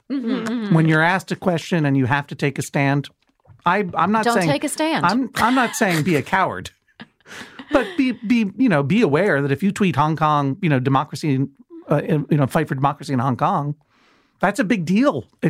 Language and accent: English; Brookline, Massachusetts, United States; moved away; I'm from Brookline.